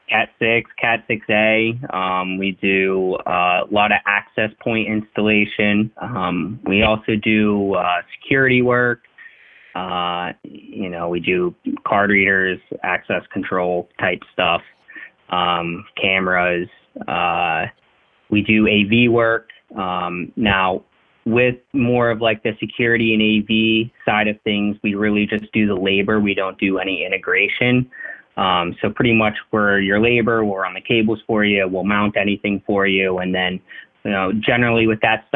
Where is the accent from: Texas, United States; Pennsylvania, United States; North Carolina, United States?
Pennsylvania, United States; Clarion; I grew up in Western Pennsylvania, north of Pittsburgh, in a small town called Clarion.